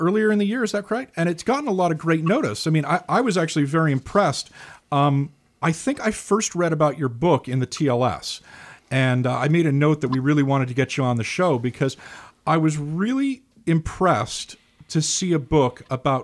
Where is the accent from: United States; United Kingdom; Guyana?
United Kingdom; Scotland; moved away; I spent a lot of time growing up in Scotland.